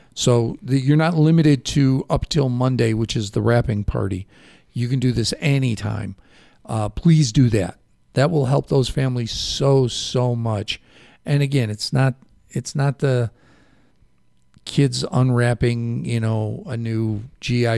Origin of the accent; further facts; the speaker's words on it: Chicago, Illinois, United States; accent: Chicago; now in Safford, United States; My Chicago accent